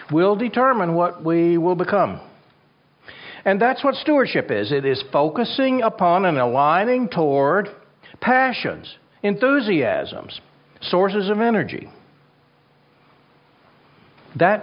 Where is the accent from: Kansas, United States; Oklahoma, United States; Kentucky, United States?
Kansas, United States; My home state of Kansas